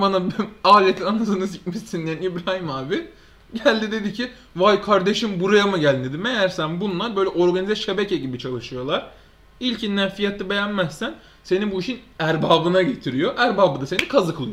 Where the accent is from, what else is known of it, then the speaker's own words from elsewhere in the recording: Istanbul, Turkey; 10, 10 yaşında taşındık biz buraya.